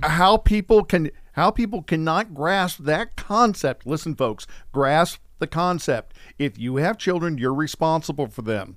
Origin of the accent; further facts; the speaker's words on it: Missouri, United States; I'm from the Show Me State